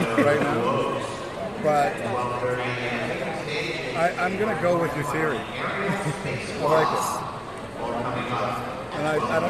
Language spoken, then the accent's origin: English; London, Ontario, Canada; also born or lived in Toronto; now in San Diego, United States; I was born in Toronto and grew up in a town called London, Ontario.